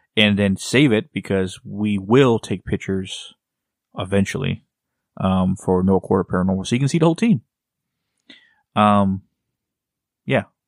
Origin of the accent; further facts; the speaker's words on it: Texas, United States; I'm from Texas